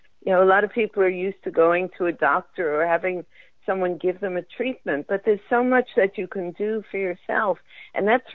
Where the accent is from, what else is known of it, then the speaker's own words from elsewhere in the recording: New York, United States; moved away as an adult; also born or lived in Florida; I moved back to New York because I'm from New York originally